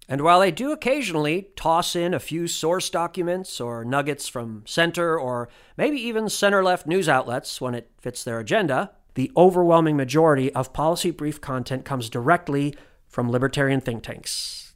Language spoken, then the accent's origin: English; Indianapolis, Indiana, United States; moved away; Indianapolis, which is my hometown